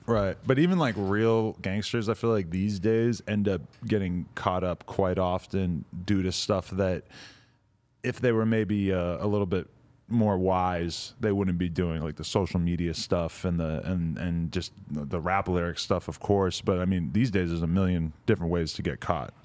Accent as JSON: {"language": "English", "town": "Nashua", "region": "New Hampshire", "country": "United States", "tie": "born or raised there", "said": "I grew up in Nashua, New Hampshire, about forty-five minutes outside of Boston"}